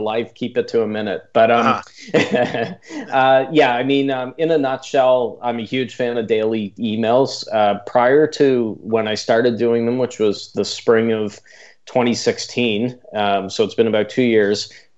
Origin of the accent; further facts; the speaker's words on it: Canada; accent: Canadian; my strange Canadian accent